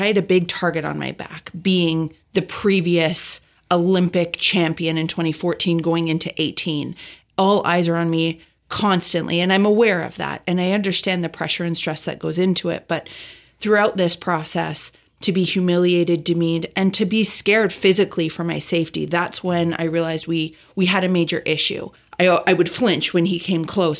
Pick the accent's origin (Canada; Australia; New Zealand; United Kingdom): Canada; Calgary, Alberta; moved away as an adult; also born or lived in Del Mar, United States; now in Carlsbad, United States; I grew up in Calgary, Alberta, Canada